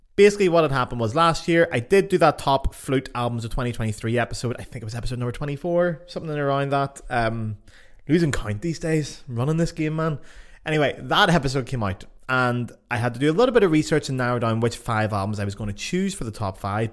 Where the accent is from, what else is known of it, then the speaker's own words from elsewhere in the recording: Ireland; now in Germany; I live in Germany and I'm from Ireland